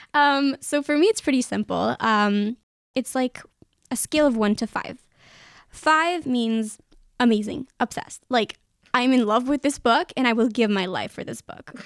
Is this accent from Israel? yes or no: yes; Israel; I'm from Israel